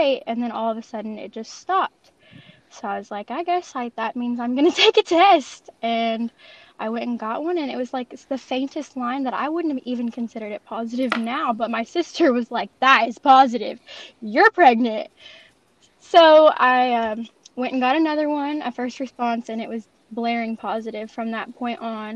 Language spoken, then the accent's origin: English; French Lick, Indiana, United States; I'm from Southern Indiana, specifically French Lick, Indiana